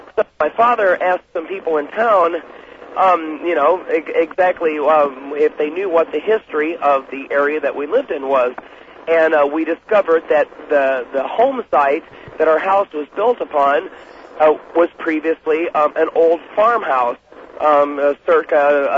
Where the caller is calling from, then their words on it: Columbia, Missouri, United States; I'm calling from Columbia, Missouri.